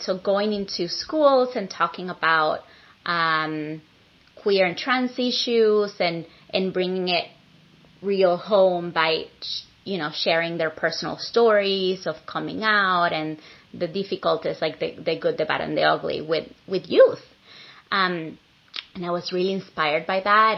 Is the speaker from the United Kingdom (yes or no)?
no; Venezuela; moved away as an adult; now in San Francisco, United States; I am an immigrant from Venezuela who's been living in San Francisco for the past 19 years.